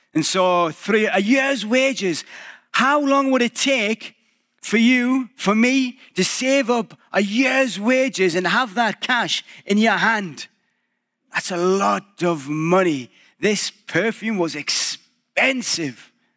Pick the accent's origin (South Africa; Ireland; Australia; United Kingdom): United Kingdom; England; moved away as an adult; now in Canada; a little bit British again